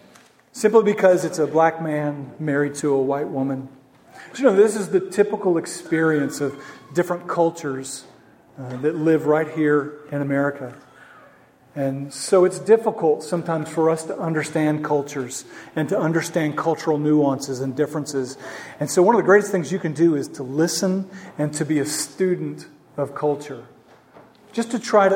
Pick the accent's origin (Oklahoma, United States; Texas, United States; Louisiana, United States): Oklahoma, United States; Norman; moved away; I'm from Oklahoma